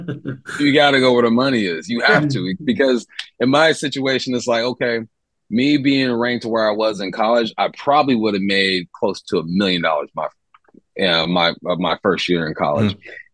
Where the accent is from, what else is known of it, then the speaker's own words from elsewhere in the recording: the West, United States; And I was like, it's in the South. I'm from the West. The culture is different.